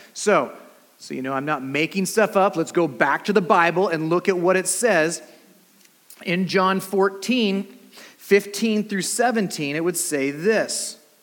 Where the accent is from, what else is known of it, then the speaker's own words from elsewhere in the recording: California, United States; also born or lived in Antelope Valley; We're from California